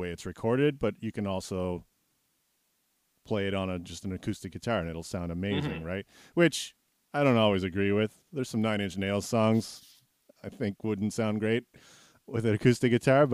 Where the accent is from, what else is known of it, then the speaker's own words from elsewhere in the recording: Canada; I'm Canadian